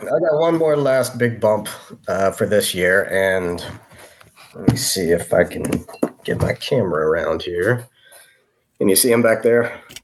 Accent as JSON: {"language": "English", "town": "Maysville", "region": "Kentucky", "country": "United States", "tie": "born or raised there", "moved": "as an adult", "said": "Maysville, Kentucky, my hometown."}